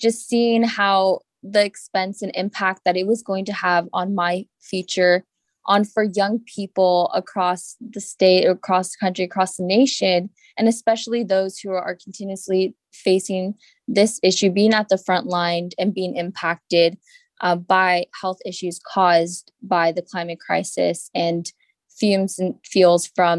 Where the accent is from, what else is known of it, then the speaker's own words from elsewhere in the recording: Florida, United States; Well, I grew up in South Florida, and I was actually born during the 2005 hurricane season.